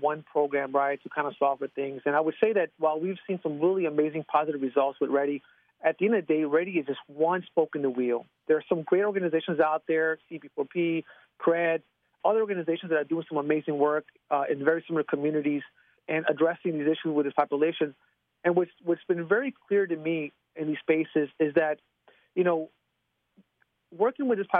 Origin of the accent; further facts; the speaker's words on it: Chicago, Illinois, United States; in the 1980s and 1990s when I grew up in Chicago